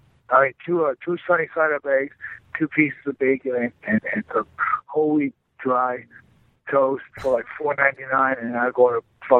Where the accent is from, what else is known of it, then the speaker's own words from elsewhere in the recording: New York, United States; moved away; also born or lived in Michigan; I'm from New York